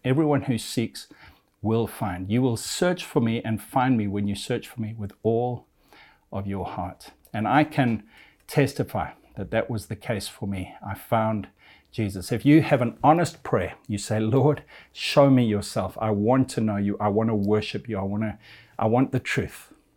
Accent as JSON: {"language": "English", "country": "Zimbabwe", "tie": "born or raised there", "said": "I'm of European descent, but I was born in a little African country called Zimbabwe"}